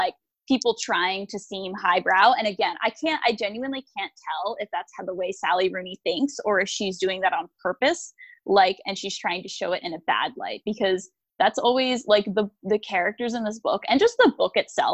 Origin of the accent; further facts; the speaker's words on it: United States; I'm American